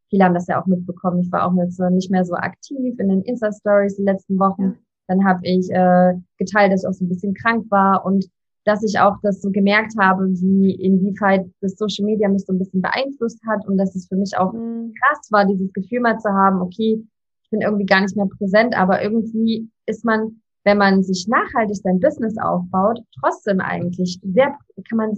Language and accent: German; Leipzig, Saxony, Germany; Ich bin zwar nicht geboren in Leipzig, aber aufgewachsen.